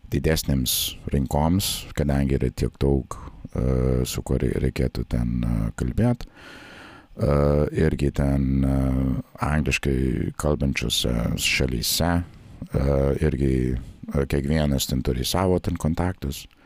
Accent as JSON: {"language": "Lithuanian", "region": "Nebraska", "country": "United States", "tie": "born or raised there", "also_born_or_lived": "Baltic states", "second_language": "Lithuanian", "moved": "as an adult", "lives_now": "Latvia", "said": "Šiaip aš esu kilęs iš Nebraskos valstijos."}